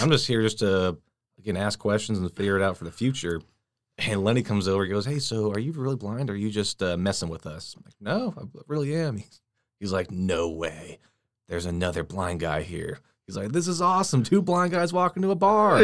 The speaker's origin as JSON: {"language": "English", "region": "Washington", "country": "United States", "tie": "born or raised there", "moved": "yes", "said": "I'm, uh, from Washington State. So all my family, they're still back there"}